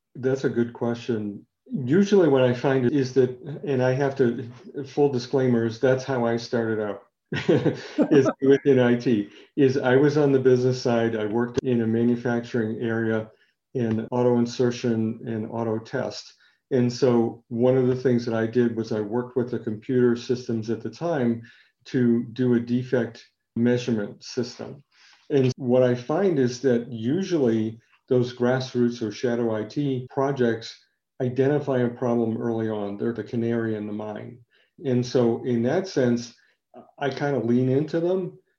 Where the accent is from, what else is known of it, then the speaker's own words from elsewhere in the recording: New England, United States; I am from New England